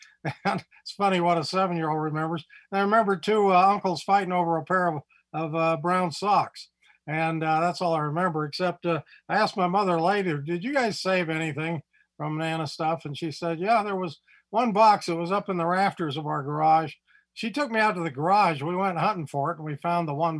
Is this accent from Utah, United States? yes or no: yes; Provo, Utah, United States; I grew up in Provo, Utah, and grew up with the community